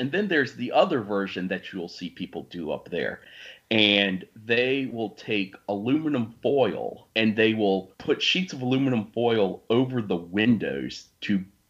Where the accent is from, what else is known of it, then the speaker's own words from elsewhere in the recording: Richmond, Virginia, United States; also born or lived in Alaska / Colorado; I am from, born and raised in Richmond, Virginia, and I've actually lived in Richmond most of my life, except for a few years living in Alaska and Colorado.